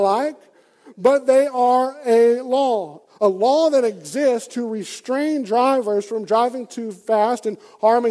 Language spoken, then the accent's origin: English; Deep South, United States; I grew up, as you can tell by my accent, in the pretty deep South. I grew up down in the South